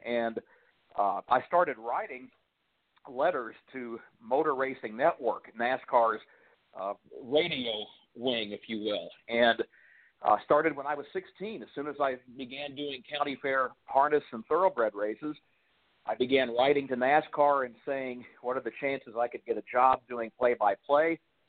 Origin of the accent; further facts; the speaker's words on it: Central Illinois, United States; I grew up in Central Illinois